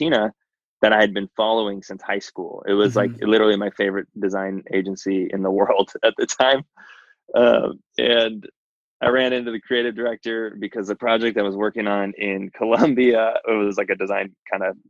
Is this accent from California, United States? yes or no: yes; Santa Cruz Mountains, California, United States; I grew up in the Santa Cruz Mountains, which is mm-hmm. like sort of the coastal town of the Silicon Valley